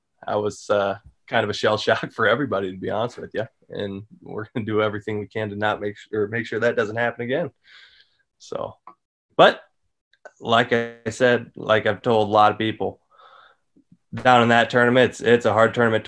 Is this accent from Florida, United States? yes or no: no; Sac City, Iowa, United States; moved away as an adult; now in South Dakota, United States; I'm from Iowa